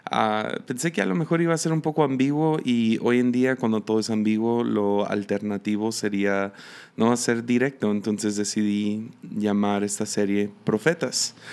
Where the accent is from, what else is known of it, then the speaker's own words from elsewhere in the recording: Mexico; also born or lived in United States; nací en Estados Unidos y a los tres meses de que nací me vine a México. Entonces me crié en México